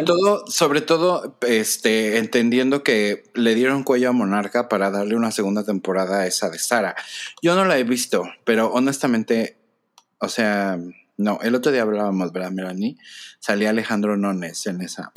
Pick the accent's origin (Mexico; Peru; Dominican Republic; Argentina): Mexico; como persona mexicana